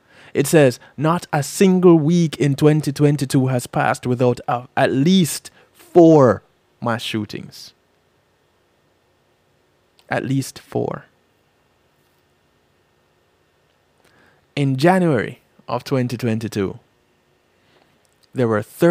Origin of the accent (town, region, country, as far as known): Jamaica; now in United States